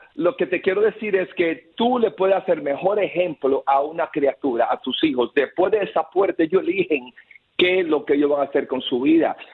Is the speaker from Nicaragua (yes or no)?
yes; Nicaragua; now in Miami, United States; soy nicaragüense